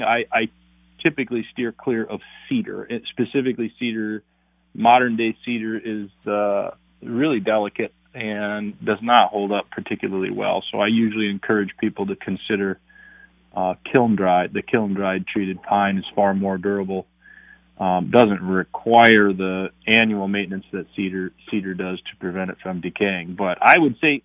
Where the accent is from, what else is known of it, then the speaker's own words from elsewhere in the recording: North Branch, Minnesota, United States; I grew up in North Branch, Minnesota